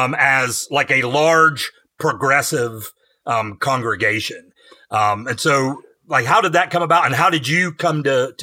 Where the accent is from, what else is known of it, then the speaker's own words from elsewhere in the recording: West Virginia, United States; As a native West Virginian, it's really rare for me to feel like the city boy in a crowd.